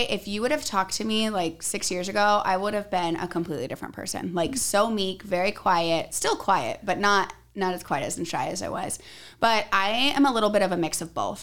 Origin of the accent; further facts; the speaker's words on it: Arizona, United States; I'm from Arizona